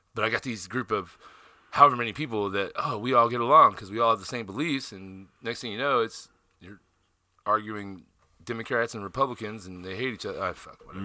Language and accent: English; Southern Illinois, United States; moved away; also born or lived in South Dakota; I grew up in Southern Illinois in a town of 500 people.